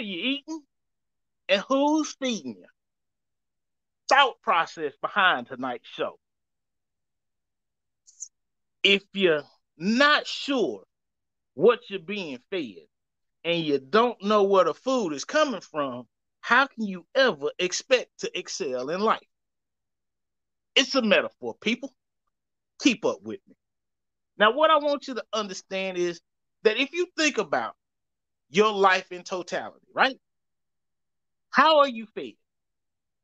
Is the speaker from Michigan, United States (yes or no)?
no; Louisiana, United States; I'm from Louisiana, and that's how we pronounce that.